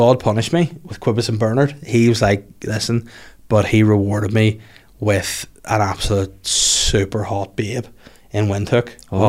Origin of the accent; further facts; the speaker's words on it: Northern Ireland, United Kingdom; coming from Northern Ireland of all places